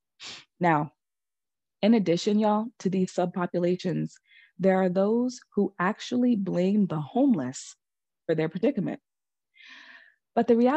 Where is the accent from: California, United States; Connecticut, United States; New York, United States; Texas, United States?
New York, United States; my home state